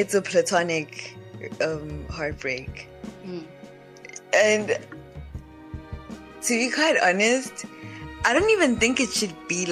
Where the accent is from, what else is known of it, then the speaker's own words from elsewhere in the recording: Mpumalanga, South Africa; moved away; also born or lived in Durban; we're both from Mpumalanga